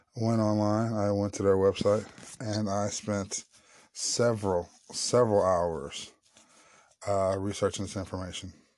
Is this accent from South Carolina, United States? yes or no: no; St. Louis, Missouri, United States; Saint Louis, Missouri, my hometown